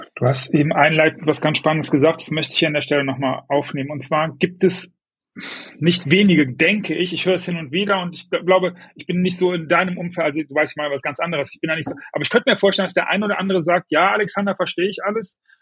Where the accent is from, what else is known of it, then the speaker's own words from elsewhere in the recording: Düsseldorf, North Rhine-Westphalia, Germany; Ich bin Düsseldorfer